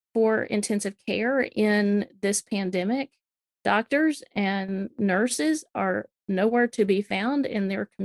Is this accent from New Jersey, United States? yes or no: no; Alabama, United States; also born or lived in South Carolina; now in Tennessee, United States; I live in Tennessee. I grew up in Alabama, went to school in South Carolina, married a Georgia boy. I'm pretty Southern through and through